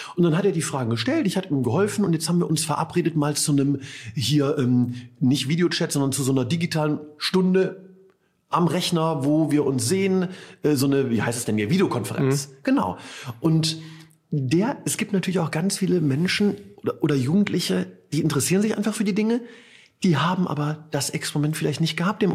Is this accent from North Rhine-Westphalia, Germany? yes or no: yes; Ratingen, North Rhine-Westphalia, Germany; gebürtig aus Ratingen